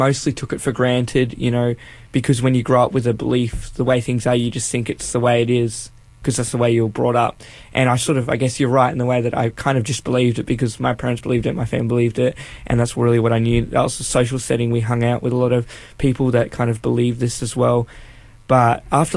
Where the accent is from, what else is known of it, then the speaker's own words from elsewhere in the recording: northern New South Wales, Australia; I am from North New South Wales, up near the Queensland border